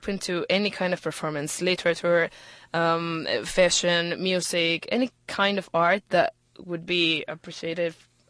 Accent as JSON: {"language": "English", "town": "Irapuato", "region": "Guanajuato", "country": "Mexico", "moved": "yes", "lives_now": "Houston, United States", "said": "Mexico. I'm from Irapuato, Guanajuato."}